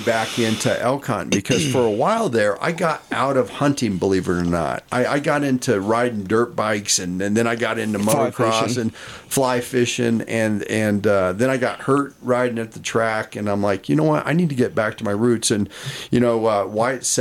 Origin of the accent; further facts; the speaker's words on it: Fort Collins, Colorado, United States; I grew up in Fort Collins, Colorado.